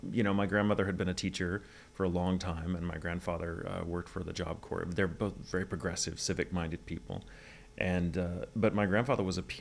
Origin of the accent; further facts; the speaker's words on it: Virginia, United States; born there; accent: Southern; I was born in {S255} Virginia.